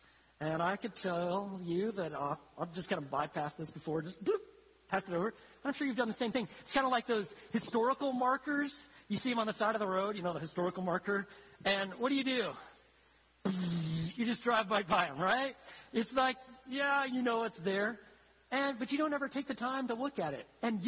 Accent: Italy; When I was growing up in Italy, I grew up in isolation. I was the only black kid. I didn't speak the language. I'd be in one city, and then we'd move to a different city

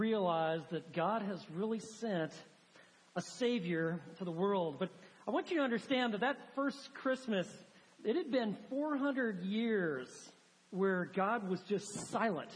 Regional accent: Montana, United States; When I was a kid growing up in Montana, I just grew up in a small little rural little town

